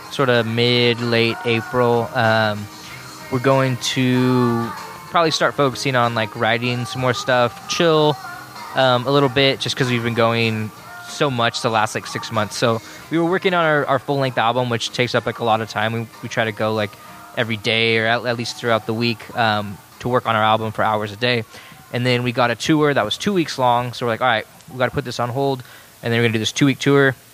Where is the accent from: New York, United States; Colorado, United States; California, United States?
California, United States; Salinas; we're from Salinas.